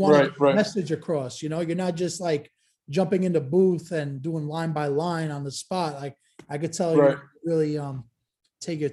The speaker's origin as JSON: {"language": "English", "town": "New York City", "region": "New York", "country": "United States", "tie": "born or raised there", "said": "I was born in 1990 and I grew up in Williamsburg and I moved out 2 years ago, but I'm still here every day"}